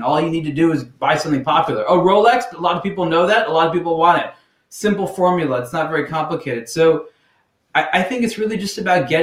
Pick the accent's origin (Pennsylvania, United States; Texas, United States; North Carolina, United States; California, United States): California, United States; Los Angeles; also born or lived in San Francisco; I grew up very close to where I'm living right now in Los Angeles.